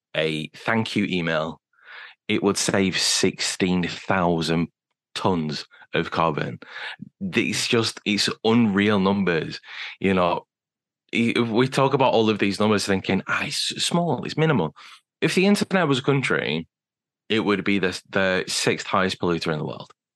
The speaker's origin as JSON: {"language": "English", "country": "United Kingdom", "said": "being British as well"}